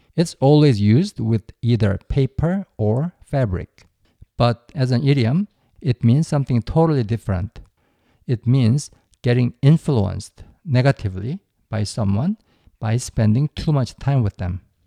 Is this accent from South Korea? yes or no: yes; South Korea; my home country